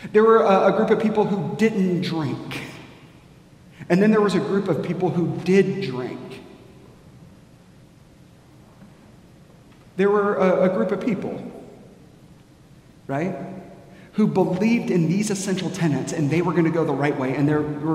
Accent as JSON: {"language": "English", "country": "United States", "said": "we as American Christians"}